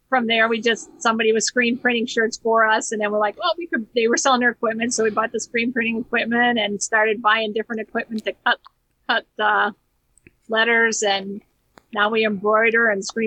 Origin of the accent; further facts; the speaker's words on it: Hammond, Indiana, United States; also born or lived in Chicago / Whiting, Indiana; I grew up in North Hammond, went to school at Clark.